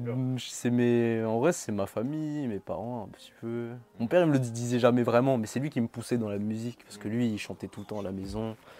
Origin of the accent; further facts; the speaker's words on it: Madagascar; je suis malgache